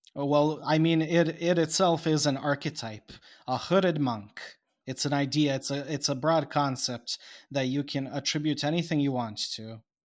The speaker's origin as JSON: {"language": "English", "country": "Bosnia & Herzegovina", "said": "I am now from Bosnia"}